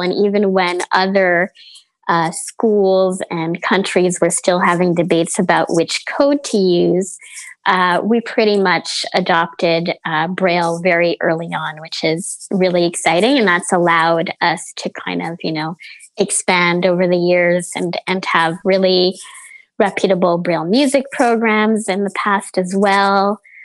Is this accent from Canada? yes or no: yes; Montreal, Quebec, Canada; born and raised in Montreal, so I've been here my whole life